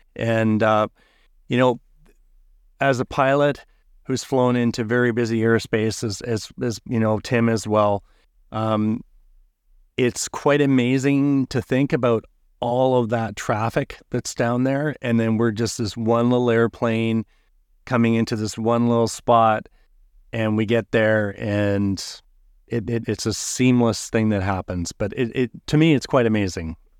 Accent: Canada; I'm from Canada

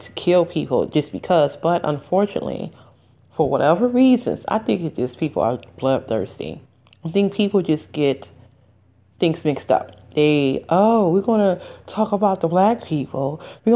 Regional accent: United States; I am an American

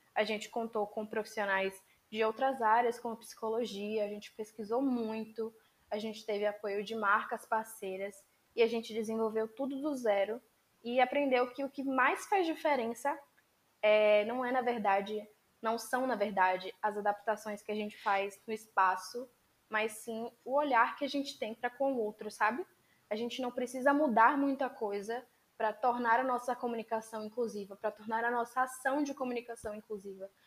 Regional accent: Bahia, Brazil; eu sou baiana, estudo na Universidade do Estado da Bahia

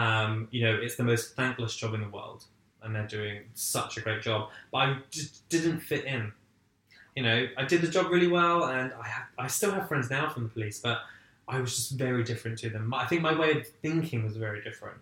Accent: Essex, East of England, United Kingdom; I actually went to work for a small publishing company in my hometown

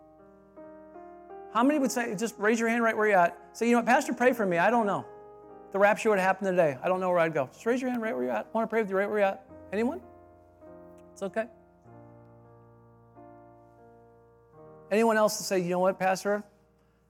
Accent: Michigan, United States; I'm from Michigan

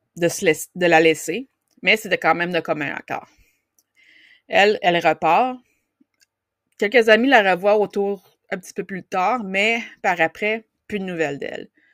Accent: Outaouais, Quebec, Canada; mon coin de pays

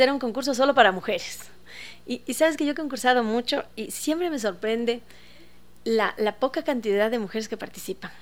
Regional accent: Ecuador; como ecuatorianos

